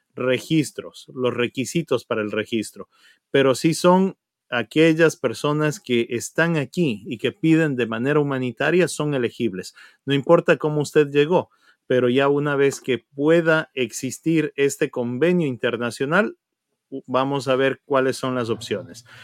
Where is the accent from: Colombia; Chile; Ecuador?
Ecuador; now in United States; mostrarnos como comunidad ecuatoriana